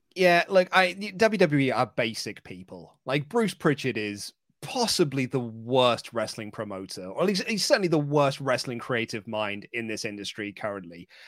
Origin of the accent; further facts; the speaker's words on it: United Kingdom; I'm British